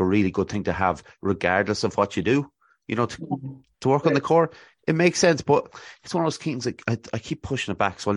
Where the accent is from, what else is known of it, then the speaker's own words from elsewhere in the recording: Athlone, Leinster, Ireland; I'm from Athlone here